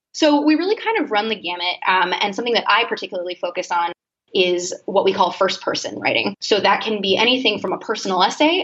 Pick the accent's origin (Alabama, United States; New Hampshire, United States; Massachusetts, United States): Massachusetts, United States; Boston; I'm from Boston originally, um, a few minutes outside actually